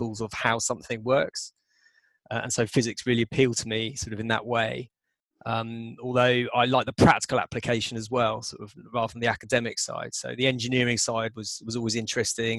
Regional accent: Southampton, South East England, United Kingdom; I grew up on the South Coast near the New Forest. Went to school in Southampton.

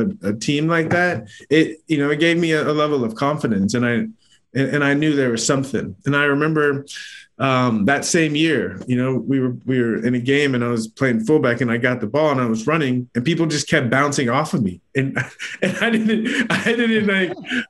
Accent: San Diego, California, United States; I grew up in San Diego

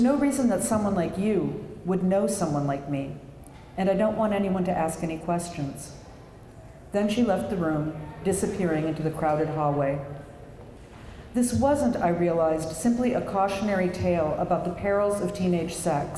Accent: Minneapolis, Minnesota, United States; moved away; I'm a native Minnesotan. I'm from Minneapolis

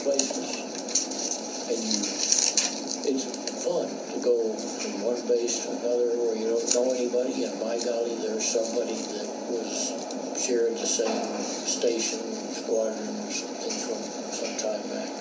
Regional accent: Alabama, United States; moved away as an adult; I came up from Alabama

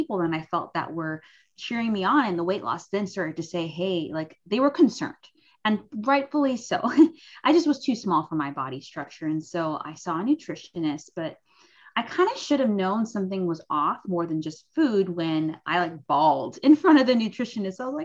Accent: Cayman Islands; I'm from the Cayman Islands

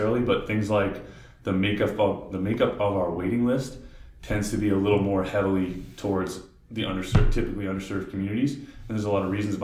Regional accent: Cape Cod, Massachusetts, United States; moved away as an adult; also born or lived in Georgia / Utah; I grew up on Cape Cod, so I'm from Massachusetts

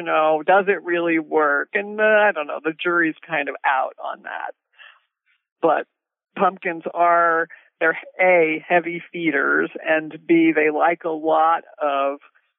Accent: New Jersey, United States; I grew up in New Jersey, in a very kind of hilly part of New Jersey, lots of trees

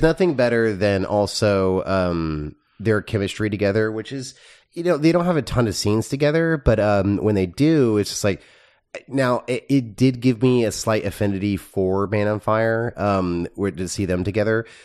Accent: Texas, United States; growing up in Texas, when you learn, like, Texas history

